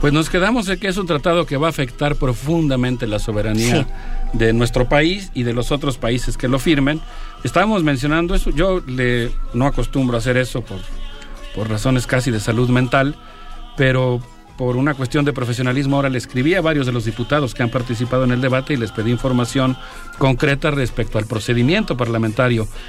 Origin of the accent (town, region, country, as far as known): Mexico